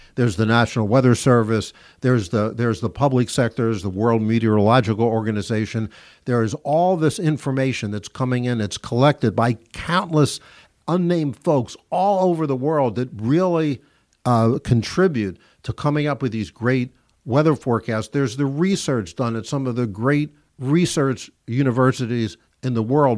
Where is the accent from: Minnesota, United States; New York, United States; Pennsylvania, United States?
Pennsylvania, United States; Philadelphia; when I was a kid growing up in Philadelphia